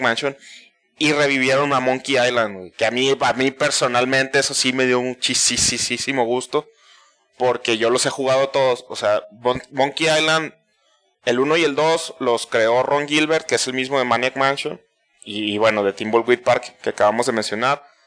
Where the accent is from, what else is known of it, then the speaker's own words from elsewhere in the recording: Mexico; para nosotros como mexicanos